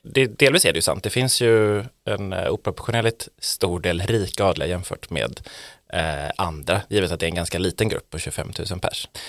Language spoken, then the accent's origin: Swedish; Borås, Västra Götaland, Sweden; also born or lived in Gothenburg; now in Stockholm, Sweden; jag är från Borås.